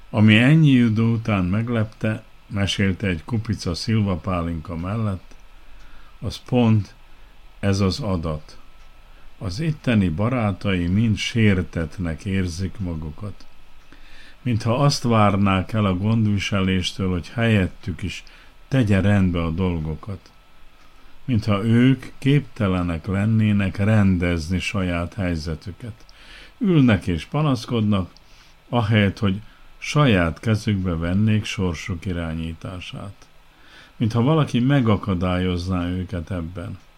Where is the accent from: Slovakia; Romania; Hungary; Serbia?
Serbia; Kishegyes, Vojvodina; Visszagondoltam a gyerekkoromra. Kishegyesen nőttem fel, arra emlékszem, mire panaszkodtak az ottaniak, mikor átvette az irányítást az új hatalom